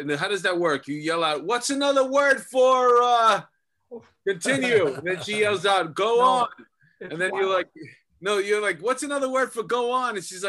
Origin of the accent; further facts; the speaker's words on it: New York City, New York, United States; I grew up my whole life in that apartment.